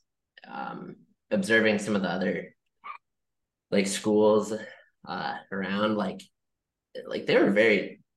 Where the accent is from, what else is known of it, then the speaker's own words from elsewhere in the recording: Ohio, United States; moved away; also born or lived in Rochester; I was born in Ohio